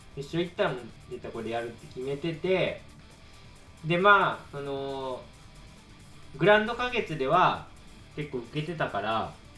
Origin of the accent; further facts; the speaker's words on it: Shikoku, Tokushima, Japan; 俺はあの四国の徳島なんですけど